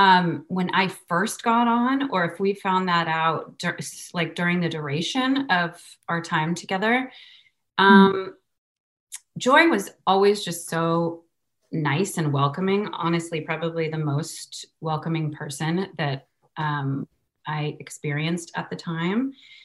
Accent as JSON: {"language": "English", "town": "Summit", "region": "New Jersey", "country": "United States", "tie": "born or raised there", "said": "I was born in New Jersey."}